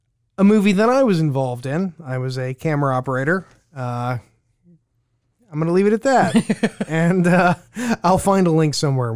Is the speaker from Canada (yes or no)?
no; Baghdad, Baghdad Governorate, Iraq; now in Bismarck, United States; No, I'm Iraqi. Yeah. No, my family moved from Baghdad to Bismarck.